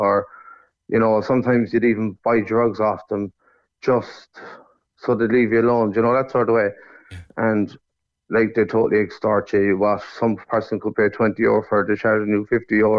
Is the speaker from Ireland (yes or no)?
yes; Sligo, Connacht, Ireland; moved away as an adult; now in Cork, Ireland; I'd say Sligo.